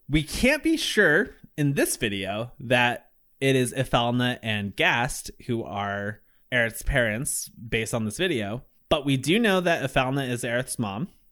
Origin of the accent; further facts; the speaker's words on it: Vermont, United States; I'm from Vermont. We ski here